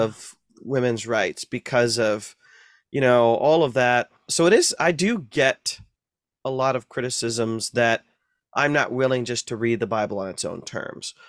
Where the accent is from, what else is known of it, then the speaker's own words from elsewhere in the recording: North Central Ohio, United States; I grew up in Ohio, North Central Ohio